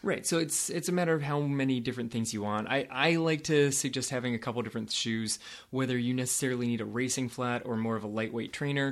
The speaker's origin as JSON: {"language": "English", "region": "California", "country": "United States", "tie": "born or raised there", "said": "I grew up in California"}